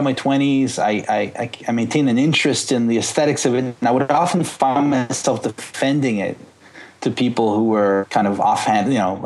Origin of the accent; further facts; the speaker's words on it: Canada; now in Ottawa, Canada; I'm French Canadian